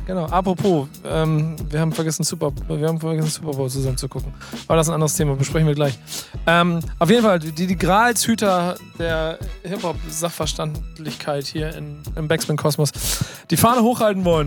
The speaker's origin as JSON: {"language": "German", "region": "Hamburg", "country": "Germany", "said": "Ey, wir sind Hamburger"}